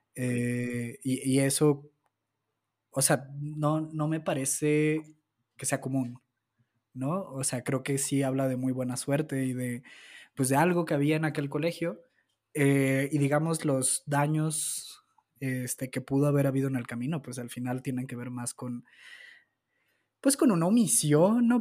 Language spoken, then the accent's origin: Spanish; Zapopan, Jalisco, Mexico; yo nací en Guadalajara, concretamente en Zapopan